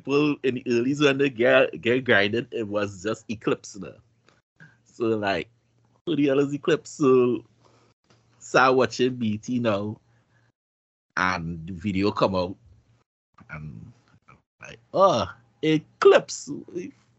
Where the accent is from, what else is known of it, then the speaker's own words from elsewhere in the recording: Virginia, United States; I'm from Virginia, but ain't shit to do but cook.